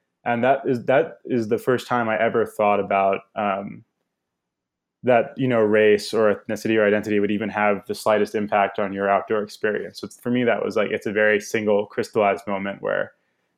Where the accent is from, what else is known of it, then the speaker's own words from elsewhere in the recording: New York City, New York, United States; I grew up in New York City